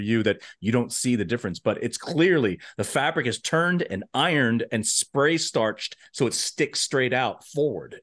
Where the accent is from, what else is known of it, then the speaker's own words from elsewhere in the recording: United States; I am American